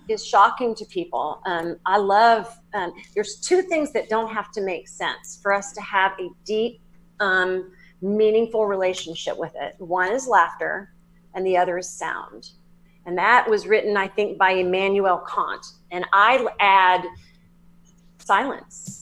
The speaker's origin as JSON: {"language": "English", "region": "Southern", "country": "United States", "accent": "Southern", "said": "my Southern accent"}